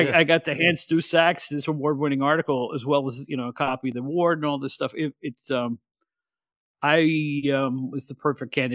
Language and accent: English; Catskill, New York, United States; born or raised there